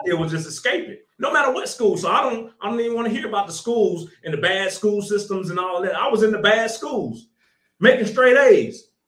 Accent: Little Rock, Arkansas, United States; I'm from Arkansas, so I was in Little Rock, Arkansas during that whole little banging in Little Rock. That was crazy. That was in the 90s. That was crazy. Drive by shooting, Bloods and Crips, all that. I was on 13th Street over there. If anybody can look it up, I was over there. That's where I grew up.

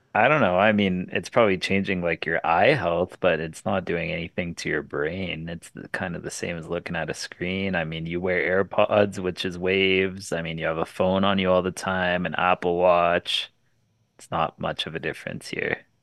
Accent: Canada; my home country

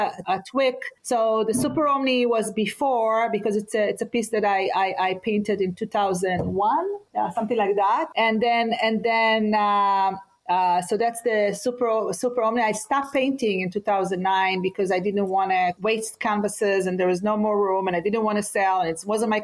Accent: Israel; moved away; I grew up in Israel, and I talk a lot about what does it mean to be growing up in a war zone

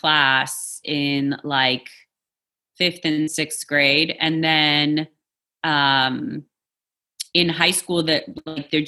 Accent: New York, United States; English is a second language; also born or lived in Poland; I was born in Poland. I grew up in New York. I identify as a New Yorker

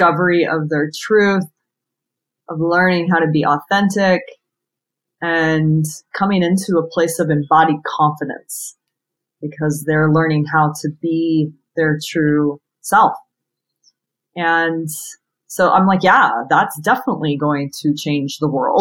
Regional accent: San Diego, California, United States; also born or lived in New York City; when I moved back from New York City to San Diego, my hometown

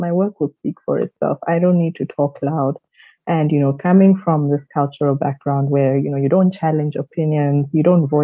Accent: South Africa; also born or lived in Kenya; I grew up mostly in South Africa. I was born in Kenya

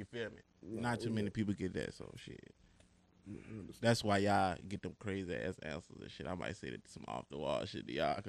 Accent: Petersburg, Virginia, United States; I'm from the Heights. Petersburg, VA, but I claim the Heights. I don't claim the Berry. If you know, you know. 27

